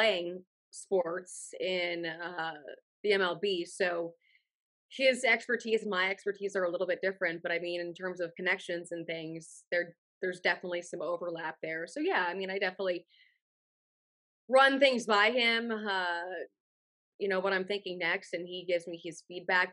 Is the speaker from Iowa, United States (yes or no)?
no; Cincinnati, Ohio, United States; now in Tampa, United States; I'm not originally from Tampa. I grew up in Cincinnati, Ohio.